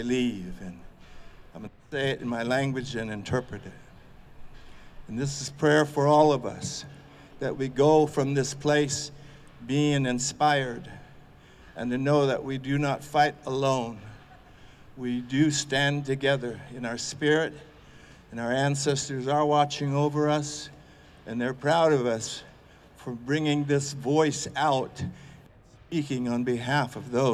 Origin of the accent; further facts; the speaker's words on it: Khabenapo, California, United States; I'm an elder from the Khabenapo tribe, the Rock People tribe